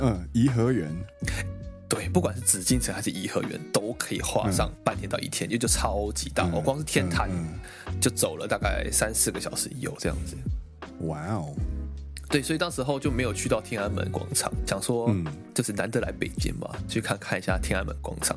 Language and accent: Chinese; Miaoli County, Taiwan; moved away as an adult; also born or lived in Kaohsiung, Taiwan; now in Japan; 我苗栗人，然后我对还没去过南部，我没去过高雄之前